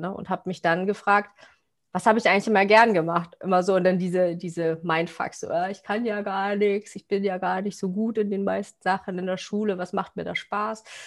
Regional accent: Cuxhaven, Lower Saxony, Germany; ich komme aus Cuxhaven

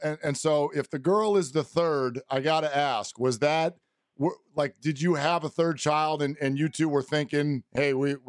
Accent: the Bay Area, California, United States; I grew up in the Bay

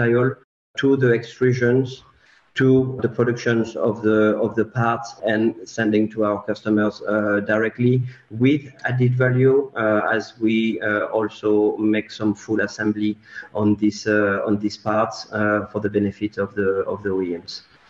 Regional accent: France; I'm 40 years old, born and raised in France

